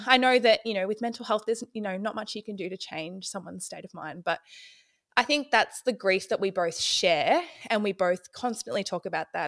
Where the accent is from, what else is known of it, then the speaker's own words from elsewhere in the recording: Ballarat, Victoria, Australia; I'm from Ballarat, Victoria.